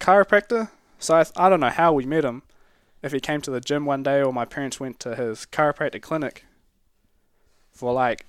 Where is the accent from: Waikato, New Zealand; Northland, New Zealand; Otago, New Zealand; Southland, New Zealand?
Northland, New Zealand; Whangarei; and then just growing up like high school and intermediate in Whangarei.